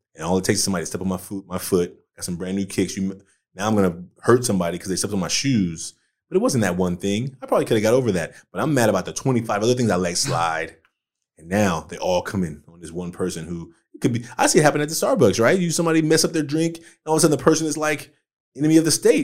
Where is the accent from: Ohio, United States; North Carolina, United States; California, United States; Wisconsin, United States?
California, United States; Oakland; I grew up in Oakland